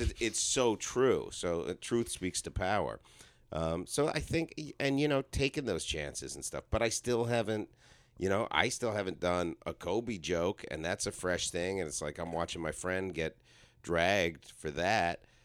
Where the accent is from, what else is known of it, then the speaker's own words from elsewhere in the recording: Toronto, Ontario, Canada; moved away; also born or lived in New York City, United States; I grew up middle class in Toronto